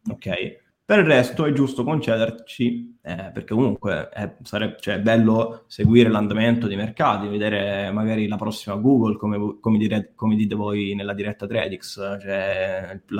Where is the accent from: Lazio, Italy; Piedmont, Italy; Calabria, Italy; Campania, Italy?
Lazio, Italy; Rome; Eh, ma c'è tutti, da romano